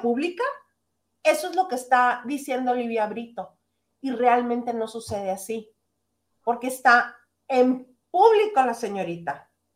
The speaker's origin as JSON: {"language": "Spanish", "region": "northern Mexico", "country": "Mexico", "said": "soy regionalista, soy norteña"}